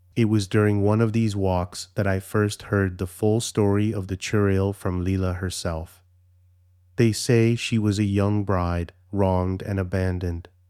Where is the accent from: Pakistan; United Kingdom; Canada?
Canada; although I'm Canadian, my heritage is Indian